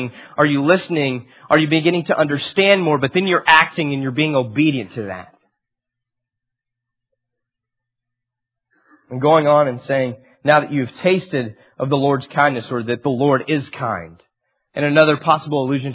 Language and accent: English; Amarillo, Texas, United States; also born or lived in Dallas; I grew up in Amarillo, and I turned 18 and went to DBU